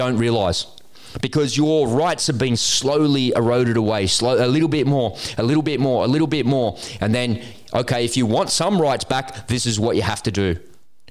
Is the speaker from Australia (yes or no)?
yes; Australia; I was born in Australia.